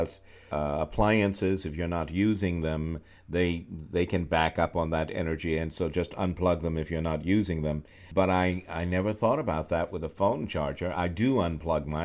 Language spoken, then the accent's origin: English; New York, United States; moved away; also born or lived in Charlottesville, Virginia; I'm from New York